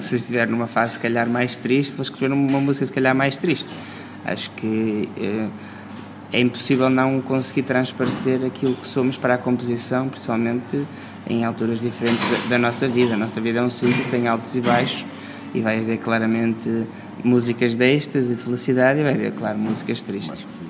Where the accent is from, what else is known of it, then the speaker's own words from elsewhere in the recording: Porto, Norte, Portugal; no norte porque é de onde eu sou